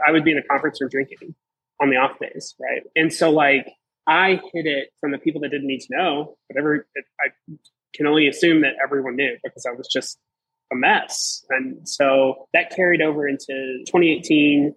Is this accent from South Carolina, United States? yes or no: no; Southeastern Virginia, United States; moved away as an adult; I'm from Southeastern Virginia. I moved here for a job in June